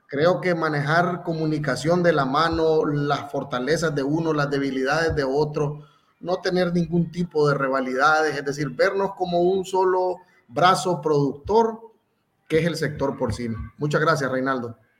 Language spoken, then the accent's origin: Spanish; Nicaragua; nosotros como productores nicaragüenses